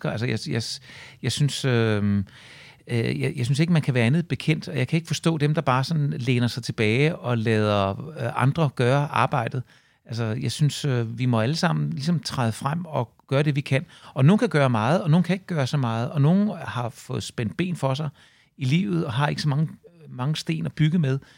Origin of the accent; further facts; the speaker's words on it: Svanninge, Southern Denmark, Denmark; also born or lived in Herlev; Vi flyttede til, til Svanninge, da jeg var øh, tre år gammel, og jeg kan intet huske fra Herlev. Så når folk spørger mig, hvor jeg kommer fra, så kommer jeg fra, øh, fra Svanninge.